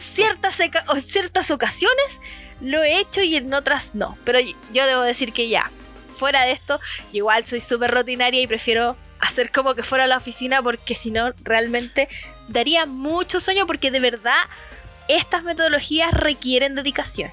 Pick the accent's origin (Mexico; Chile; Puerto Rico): Chile; aquí en Chile estamos